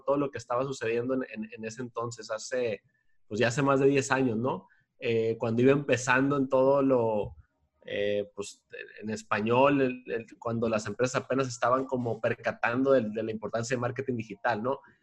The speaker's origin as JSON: {"language": "Spanish", "town": "Culiacán", "region": "Sinaloa", "country": "Mexico", "tie": "born or raised there", "also_born_or_lived": "Mexico City", "moved": "as an adult", "said": "me regresé acá a mi tierra natal, acá en Culiacán, en donde estoy ahorita"}